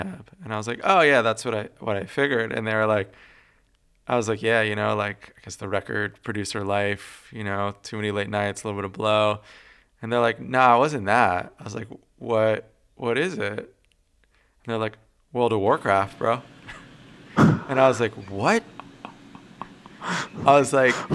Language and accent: English; Los Angeles County, California, United States; also born or lived in South Africa; I grew up in Los Angeles County mostly from the age of 8 on.